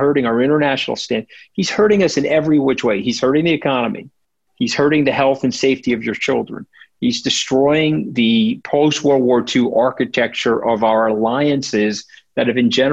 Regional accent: New York, United States; I'm a New Yorker

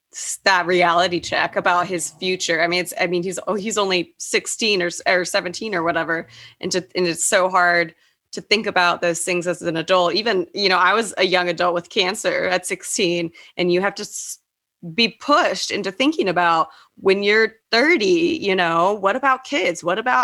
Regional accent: Texas, United States; We're childhood friends. We grew up in Texas.

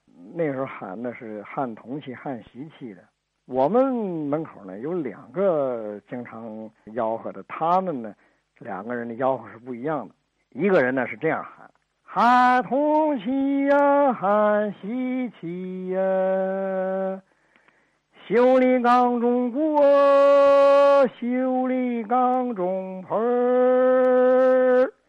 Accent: Northeast China, China; now in Tianjin, China; 我是一九五六年从东北来到天津。我在和平区香港路住

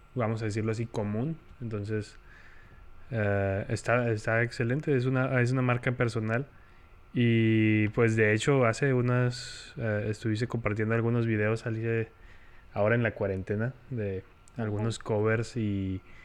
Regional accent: Chihuahua, Mexico; soy el peor chihuahuense del mundo

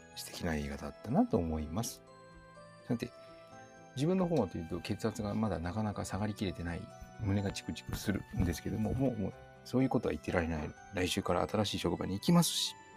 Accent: hometown next to Saga Prefecture, Kyushu, Japan; 生まれ故郷の隣にある佐賀県

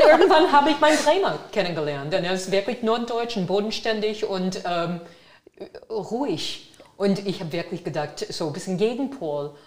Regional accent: Brockton, Massachusetts, United States; German is a second language; now in Germany; ich komme aus Brockton, Massachusetts

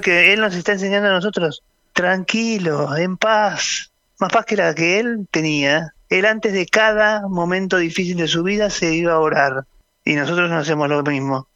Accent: Argentina

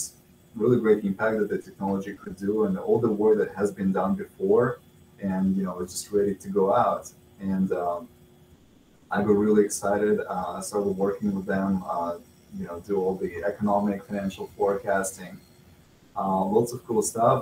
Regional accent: Russia; moved away as an adult; now in Wyoming, United States; I was originally born and raised in Russia

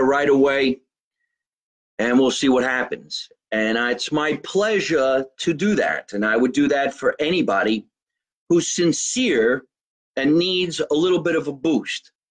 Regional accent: New Jersey, United States; I was born in New Jersey

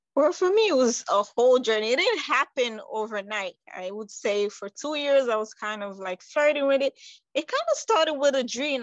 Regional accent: New York, United States; also born or lived in Conakry, Guinea; I was born in Guinea Conakry, that's on the west side. Um, I would say right next to Senegal, around Ghana. And I came to the United States when I was nine years old. So I pretty much grew up in New York

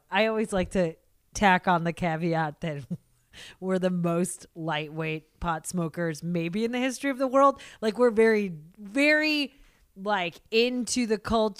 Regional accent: Seattle, Washington, United States; now in Los Angeles, United States; growing up in Seattle, slightly post grunge

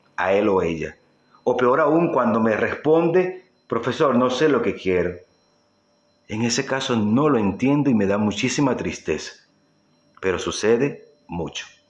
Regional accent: Venezuela; en mi época de juventud en mi país Venezuela

